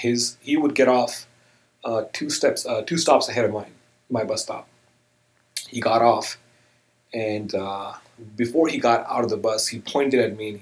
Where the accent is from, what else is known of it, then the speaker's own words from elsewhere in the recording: India; now in United States; Okay, well, I was born and raised in India. I moved to the United States in 2001. It all began for me in India, really.